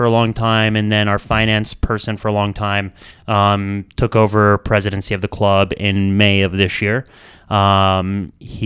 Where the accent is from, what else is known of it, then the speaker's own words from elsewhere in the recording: Italy; moved away; I grew up in Italy. I'm from there